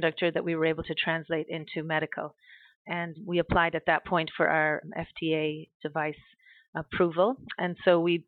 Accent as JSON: {"language": "English", "country": "Ireland", "moved": "yes", "said": "I'm from Ireland originally, and my dad was a production supervisor at an American company in Ireland"}